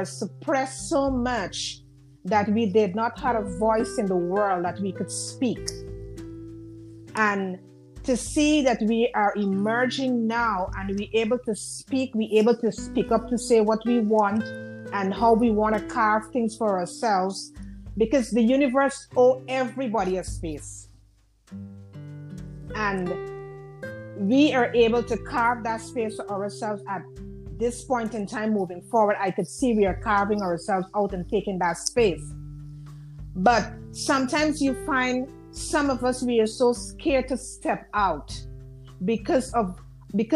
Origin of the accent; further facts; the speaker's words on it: Guyana; now in United States; Yes, I'm from Guyana. Yes, I'm from Guyana. Then I migrated here.